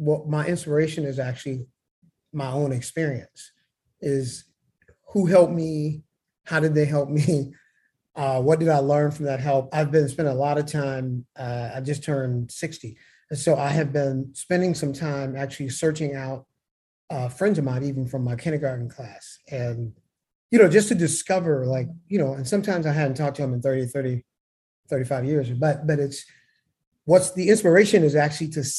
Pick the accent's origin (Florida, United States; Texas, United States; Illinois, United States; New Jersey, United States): Illinois, United States; Evanston; moved away as an adult; now in Charlotte, United States; I started in a town called Evanston, Illinois, which I still consider to be my hometown, even though I've lived in Charlotte here for 21 years